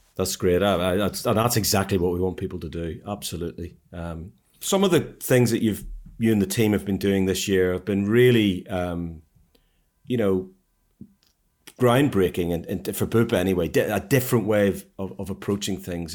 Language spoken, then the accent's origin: English; Ireland; now in United Kingdom; I'm an Irishman